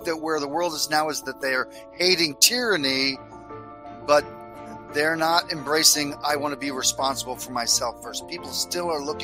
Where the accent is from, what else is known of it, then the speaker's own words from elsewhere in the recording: Orlando, Florida, United States; now in New Hampshire, United States; I grew up in Orlando